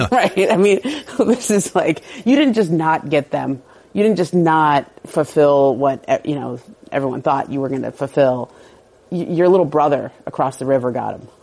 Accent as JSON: {"language": "English", "area": "Valley", "region": "California", "country": "United States", "accent": "valley girl", "said": "I do have a valley girl in me"}